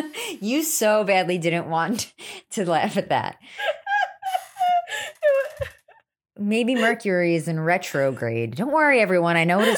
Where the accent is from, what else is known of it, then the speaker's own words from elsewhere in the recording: New Jersey, United States; Sorry, I'm from New Jersey.